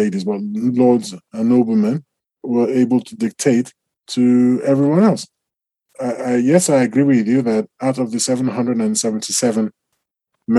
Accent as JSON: {"language": "English", "country": "Nigeria", "said": "I'm Nigerian"}